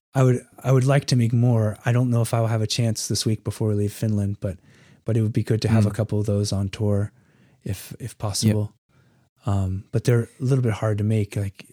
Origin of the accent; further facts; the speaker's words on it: North Carolina, United States; I grew up in North Carolina, Western North Carolina, at least from the age of 8 or so.